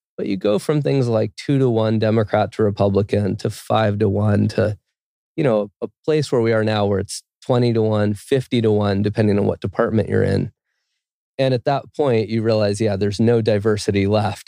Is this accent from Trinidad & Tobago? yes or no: no; California, United States; moved away as an adult; now in Quito, Ecuador; I grew up in California